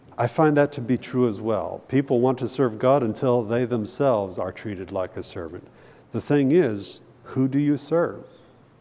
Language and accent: English; United States; moved away as an adult; now in Slovakia; I'm an American.